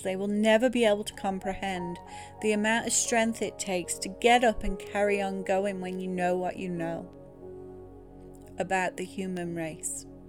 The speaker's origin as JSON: {"language": "English", "region": "England", "country": "United Kingdom", "tie": "born or raised there", "moved": "yes", "lives_now": "United States", "said": "growing up in England in a Church of England school"}